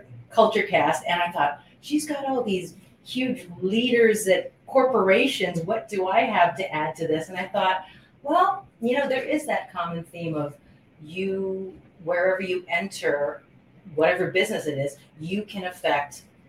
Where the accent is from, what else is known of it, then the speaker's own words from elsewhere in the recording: Honolulu, Hawaii, United States; moved away as an adult; now in Los Angeles, United States; I was born and raised in Honolulu, Hawaii, in an area called Kalihi